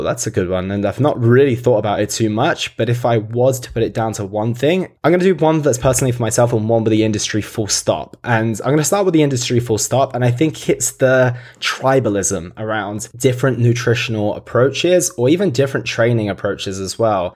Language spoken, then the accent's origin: English; United Kingdom; I obviously grew up in the U K as well.